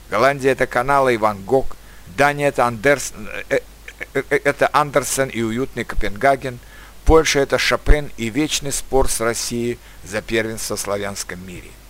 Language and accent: Russian; Turkmenistan; born there; хотя я сам родился в Средней Азии, в Туркменистане.